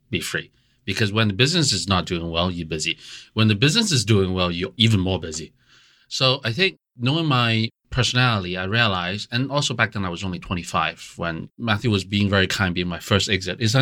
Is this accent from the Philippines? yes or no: no; Hong Kong; also born or lived in United States; I mean, I'm Chinese, but I grew up in Hong Kong and U.S. predominantly in my life. I've never lived and worked in China prior to that.